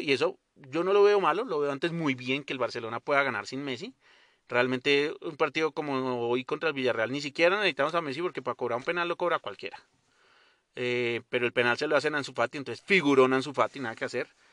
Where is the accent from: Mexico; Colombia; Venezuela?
Colombia